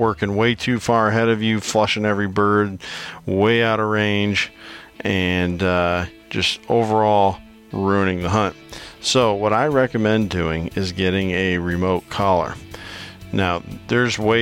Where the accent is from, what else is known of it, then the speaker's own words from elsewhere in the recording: Iowa, United States; my home state of Iowa